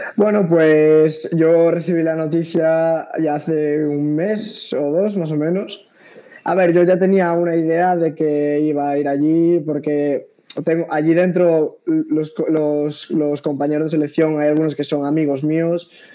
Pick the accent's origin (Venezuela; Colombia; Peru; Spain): Spain; Galicia; yo soy de Galicia